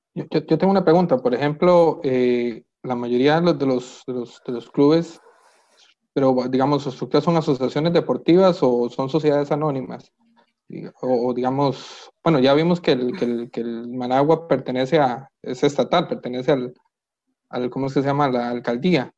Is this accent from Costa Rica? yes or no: yes; Costa Rica; yo crecí siempre eh, eh, como costarricense